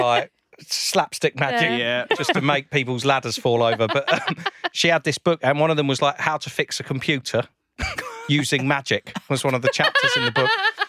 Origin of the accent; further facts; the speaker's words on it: London, United Kingdom; because I'm from South London.